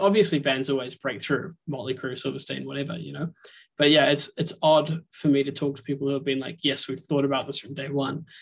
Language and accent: English; New Zealand; moved away; I'm originally from New Zealand